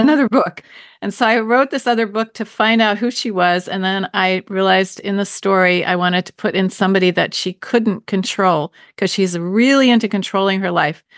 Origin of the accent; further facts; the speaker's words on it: Baltimore, Maryland, United States; now in New Hampshire, United States; I grew up in Baltimore, which is known for its seafood and crabs especially